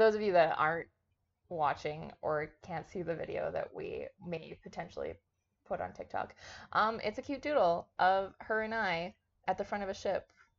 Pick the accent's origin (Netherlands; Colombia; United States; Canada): Canada; we're both Canadian.